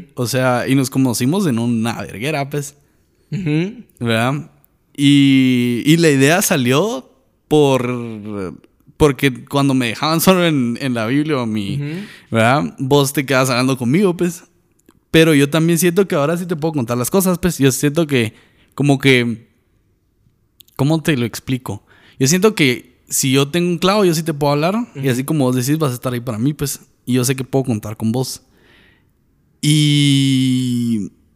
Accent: Guatemala; En Guatemala tenemos

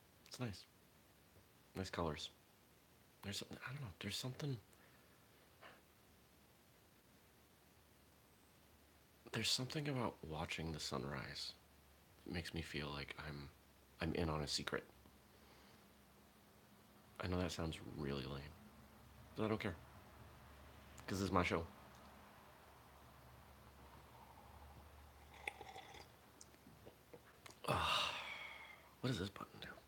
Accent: Maine, United States; moved away; I'm from Maine.

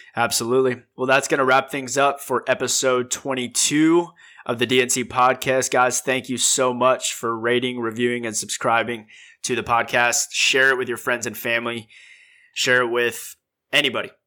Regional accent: United States; we're American.

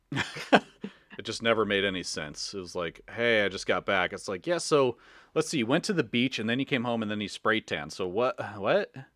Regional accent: Chicago, Illinois, United States; we're from the Chicagoland area. We're from the Midwest

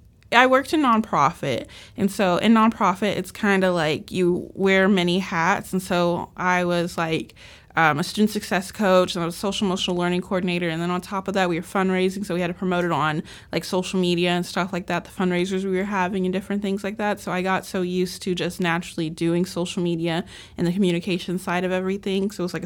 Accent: Tyler, Texas, United States; moved away as an adult; also born or lived in San Antonio, Texas; I'm from Tyler, but I live in San Antonio temporarily.

